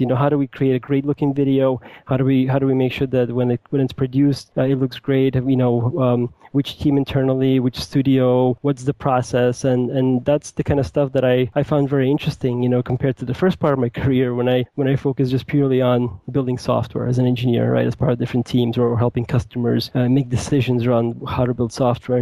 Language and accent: English; New York City, New York, United States; moved away as an adult; now in Seattle, United States; i grew up in new york city i currently live in the greater seattle area I moved here a couple of years ago